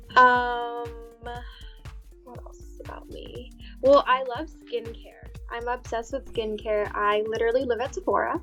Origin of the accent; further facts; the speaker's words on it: United States; I'm South Indian. I'm Gujarati, so but I was born and raised here in the states.